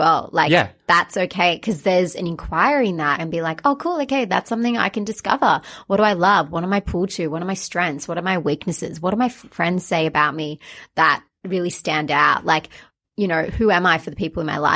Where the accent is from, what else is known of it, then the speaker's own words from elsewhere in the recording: Australia; I'm Australian, Sri Lankan.